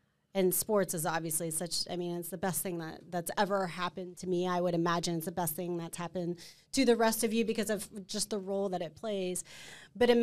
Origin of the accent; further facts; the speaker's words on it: Midwest, United States; moved away; also born or lived in Northeast; growing up in the Midwest